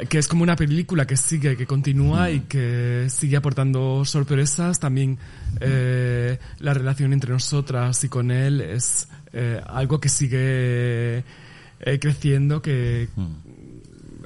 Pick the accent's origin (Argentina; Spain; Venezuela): Spain; Cáceres, Extremadura; moved away as an adult; now in Barcelona, Spain; soy mm, cacereña de, Cáceres, eh, nacida, criada, renegada.